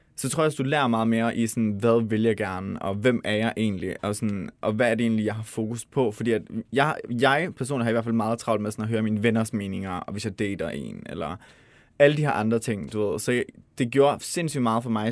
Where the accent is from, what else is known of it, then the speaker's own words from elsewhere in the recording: Denmark; vi som danskere